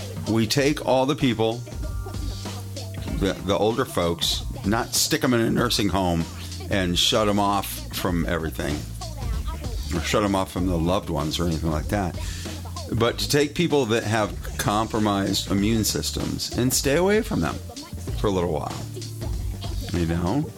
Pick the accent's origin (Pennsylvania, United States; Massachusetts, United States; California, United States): Massachusetts, United States; Western; I grew up in Western Massachusetts.